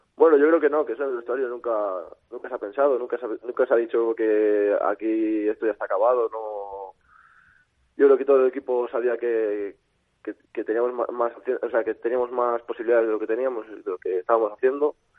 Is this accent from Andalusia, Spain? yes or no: no; Valladolid, Castile and León, Spain; also born or lived in Salamanca; no soy, vamos, no soy de, de Valladolid de, de, nacimiento, pero como si lo fuera, soy adoptado aquí